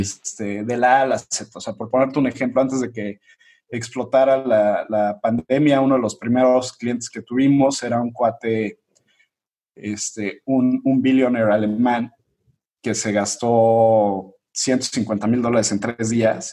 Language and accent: Spanish; Mexico City, Mexico; Yo soy de, Ciudad de México